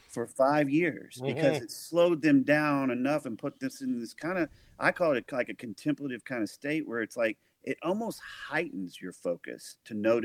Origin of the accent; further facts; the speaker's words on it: El Dorado, Arkansas, United States; moved away; also born or lived in Nashville, Tennessee; my hometown, El Dorado, Arkansas.